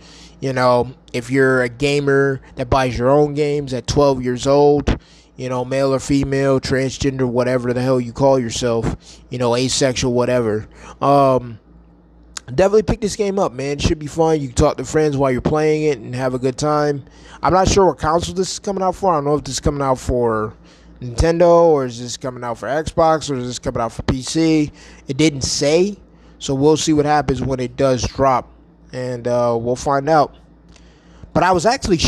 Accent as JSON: {"language": "English", "region": "New York", "country": "United States", "moved": "yes", "lives_now": "Arizona, United States", "said": "going back home to my home state of New York"}